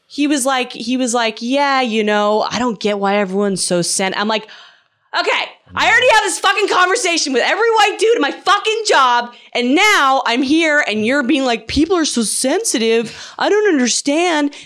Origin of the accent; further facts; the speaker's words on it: Canada; I'm from Canada